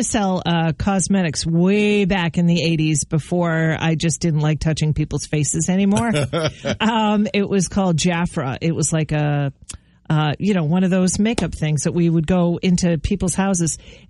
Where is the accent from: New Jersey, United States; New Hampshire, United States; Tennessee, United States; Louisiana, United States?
New Hampshire, United States; Nashua; I grew up in Nashua in the French-Canadian section